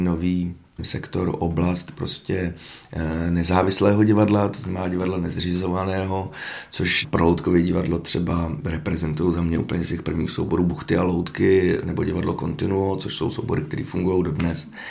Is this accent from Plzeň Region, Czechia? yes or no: no; Hradec Králové, Hradec Králové Region, Czechia; já jsem z Hradce